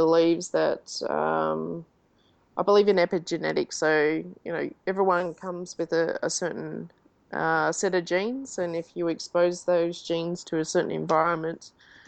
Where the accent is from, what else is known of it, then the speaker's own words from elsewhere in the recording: Australia; now in Davis, United States; being an Australian